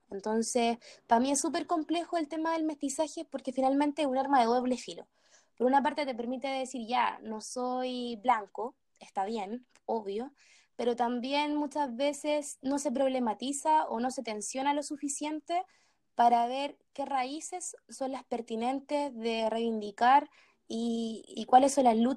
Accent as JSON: {"language": "Spanish", "country": "Chile", "tie": "born there", "said": "yo, yo, nací acá en Chile."}